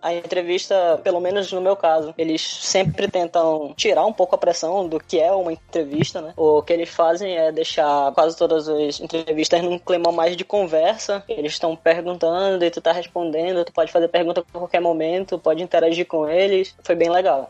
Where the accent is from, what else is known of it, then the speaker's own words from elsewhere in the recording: Manaus, Amazonas, Brazil; moved away as an adult; now in Cape Town, South Africa; Eu sou de Manaus, Amazonas